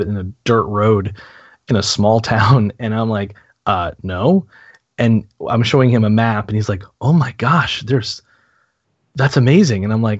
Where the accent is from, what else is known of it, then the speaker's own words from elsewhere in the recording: New Hampshire, United States; I'm from New England, I'm from New Hampshire.